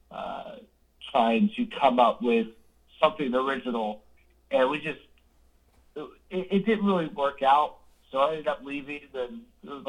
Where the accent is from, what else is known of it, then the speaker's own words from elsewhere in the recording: Jacksonville, Florida, United States; Well, I'm originally from Florida, uh, Jacksonville